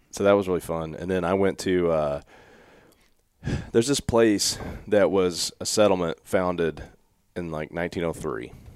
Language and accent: English; Evarts, Kentucky, United States; I knew where I'm from in Everts